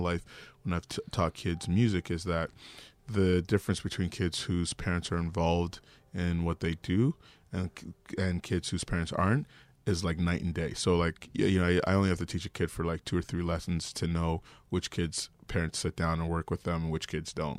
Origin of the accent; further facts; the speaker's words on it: Toronto, Ontario, Canada; Toronto's such a big city, but for me, growing up in Regent Park